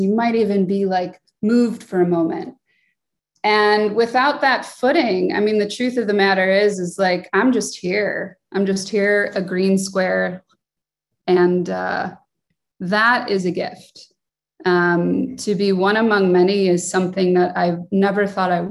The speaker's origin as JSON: {"language": "English", "town": "Chicago", "region": "Illinois", "country": "United States", "tie": "born or raised there", "said": "I was born and raised in Chicago"}